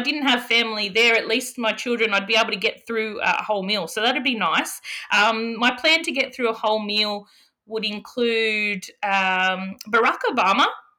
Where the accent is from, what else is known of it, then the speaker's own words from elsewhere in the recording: New South Wales, Australia; Yeah, my family, mid-north coast, Matthew, also known as God's country.